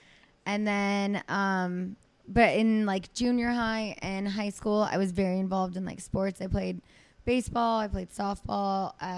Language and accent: English; Azusa, California, United States; accent: Valley girl; San Gabriel Valley. I grew up in Azusa.